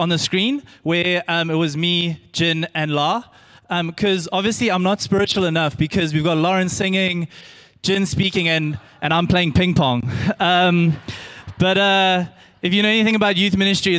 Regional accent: Pinetown, KwaZulu-Natal, South Africa; I grew up in Pinetown, and I went to Benjamin Pine Primary

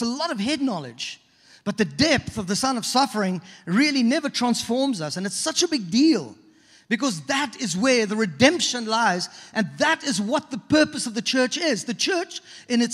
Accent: South Africa; moved away as an adult; also born or lived in British Virgin Islands; now in Toronto, Canada; We grew up in South Africa.

